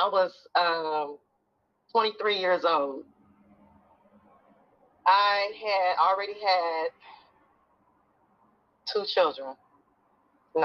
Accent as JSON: {"language": "English", "town": "Dayton", "region": "Ohio", "country": "United States", "tie": "born or raised there", "moved": "yes", "said": "I live in Dayton, Ohio, which is my hometown. I just moved back here in September"}